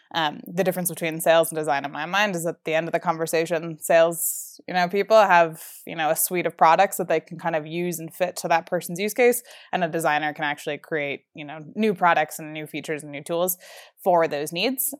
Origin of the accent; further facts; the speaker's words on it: New Jersey, United States; moved away as an adult; now in Colorado, United States; I grew up in New Jersey, um, my whole life